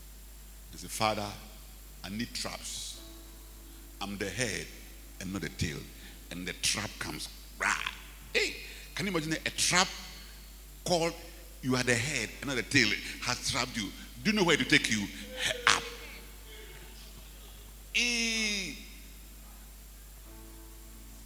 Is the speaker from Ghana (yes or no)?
yes; Ghana; I'm a Ghanaian